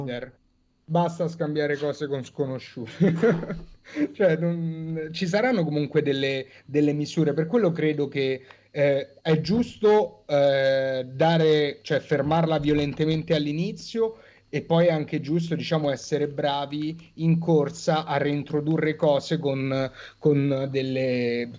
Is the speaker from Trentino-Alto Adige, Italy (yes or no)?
no; Rome, Lazio, Italy; da romano